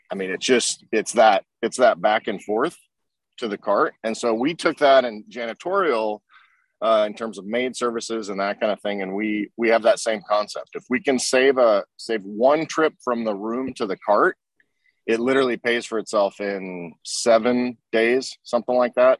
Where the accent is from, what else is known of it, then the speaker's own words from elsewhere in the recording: Oklahoma, United States; I grew up in Oklahoma, so the car culture there is is really strong